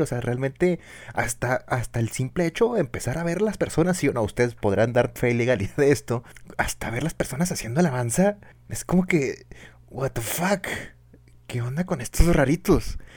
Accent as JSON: {"language": "Spanish", "region": "Chihuahua", "country": "Mexico", "said": "acá del norte, pues obviamente somos, somos, somos de Chihuahua"}